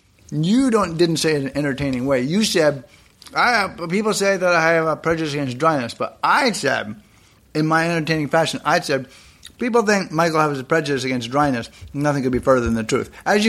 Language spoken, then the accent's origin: English; Canada; Canada, I'm Canadian, relatively new nation, 27 years old